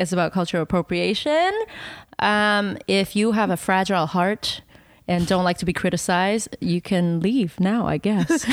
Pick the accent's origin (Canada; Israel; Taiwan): Taiwan; English is a second language; moved away; one of my earliest memory was me jumping up and down on my, uh, coffee table in Taiwan